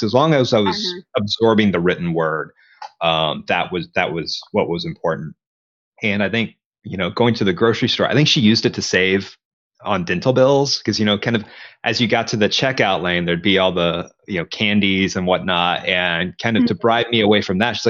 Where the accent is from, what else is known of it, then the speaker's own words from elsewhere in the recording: the South, United States; growing up in the South, we just mentioned football. I was never a sports fan, you know?